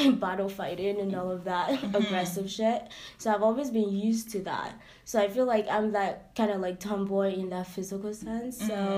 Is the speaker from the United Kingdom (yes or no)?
no; Nigeria; accent: Nigerian; now in Canada; we're coming from Nigeria, having that kind of doctrine, family doctrine, and generational culture as well